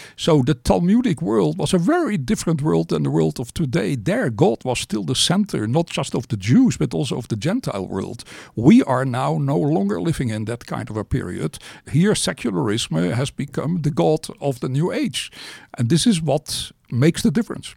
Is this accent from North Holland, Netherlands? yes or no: yes; Amsterdam, North Holland, Netherlands; I was born in Amsterdam